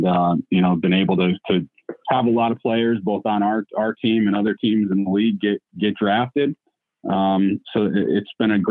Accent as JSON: {"language": "English", "town": "Guilderland", "region": "New York", "country": "United States", "tie": "born or raised there", "also_born_or_lived": "Michigan", "said": "I grew up in Gilderland. So to be able to get back to my hometown"}